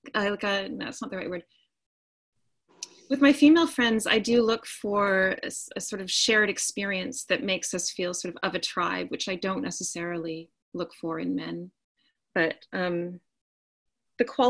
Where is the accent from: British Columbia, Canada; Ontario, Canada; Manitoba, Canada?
Manitoba, Canada; Winnipeg; moved away as an adult; I come from Winnipeg, Manitoba, Canada